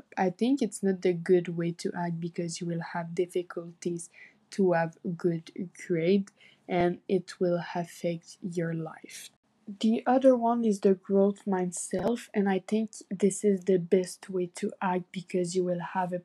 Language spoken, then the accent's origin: English; Saint-Jérôme, Quebec, Canada; I'm 15 years old and I'm from Saint-Jérôme